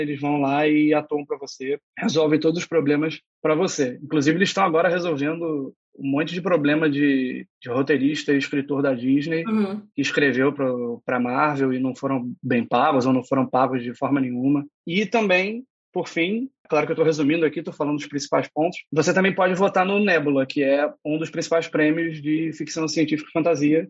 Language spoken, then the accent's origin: Portuguese; Rio de Janeiro, Brazil; Sou aqui do Rio de Janeiro